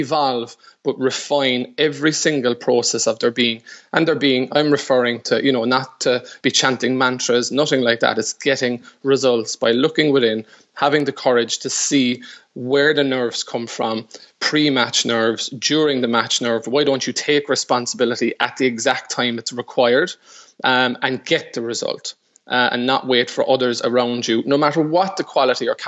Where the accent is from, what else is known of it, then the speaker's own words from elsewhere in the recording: Ireland; I would have had a very, very strong sporting background since the very early years in that chaotic Irish sport called hurling